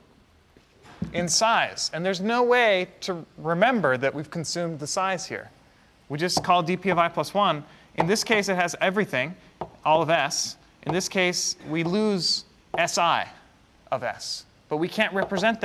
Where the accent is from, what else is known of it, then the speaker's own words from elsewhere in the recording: Canada; moved away; Growing up in Canada